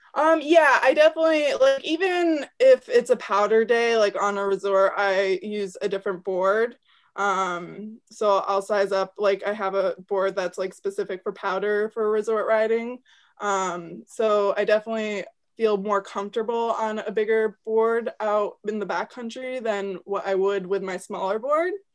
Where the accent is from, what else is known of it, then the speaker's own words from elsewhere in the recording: Fairfax, Vermont, United States; I'm from Fairfax, Vermont